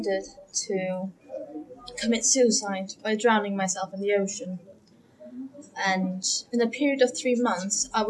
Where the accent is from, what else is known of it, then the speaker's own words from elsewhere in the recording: Faroe Islands; I'm from the Faroe Islands, which is up north between Iceland and Scotland. I grew up in a Christian family